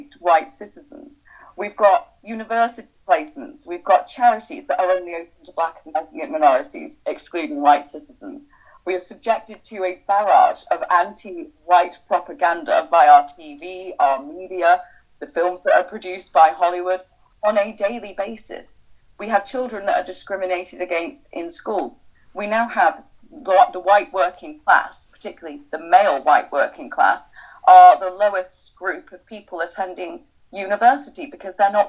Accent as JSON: {"language": "English", "country": "United Kingdom", "said": "our identity as British"}